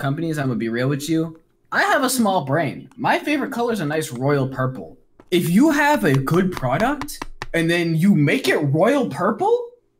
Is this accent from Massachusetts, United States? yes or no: yes; Boston, Massachusetts, United States; I'm from Boston.